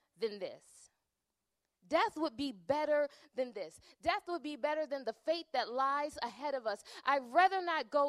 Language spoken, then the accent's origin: English; Chicago, Illinois, United States; moved away as an adult; now in Minnesota, United States; I'm originally from Chicago